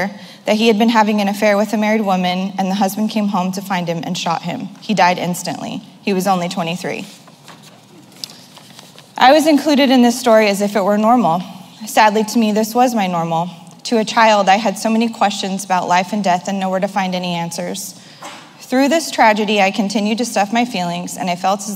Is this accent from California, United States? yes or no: yes; Modesto, California, United States; I was born on Tuesday, September 20th, 1983 in Modesto, California